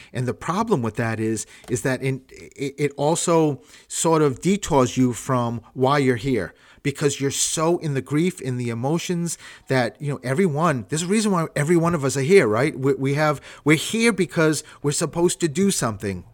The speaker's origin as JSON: {"language": "English", "town": "Providence", "region": "Rhode Island", "country": "United States", "tie": "born or raised there", "said": "I'm from Rhode Island"}